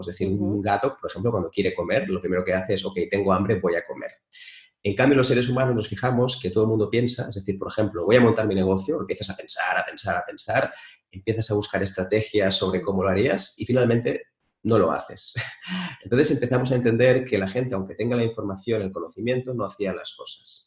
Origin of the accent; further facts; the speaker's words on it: Spain; en mi país, en España